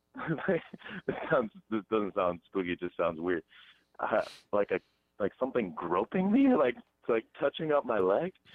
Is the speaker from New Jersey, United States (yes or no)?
no; Hilton Head Island, South Carolina, United States; I'm from Hilton Head.